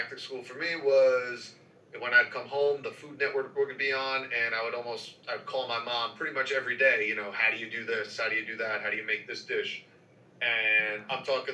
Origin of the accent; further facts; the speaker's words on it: New York City, New York, United States; I grew up in New York City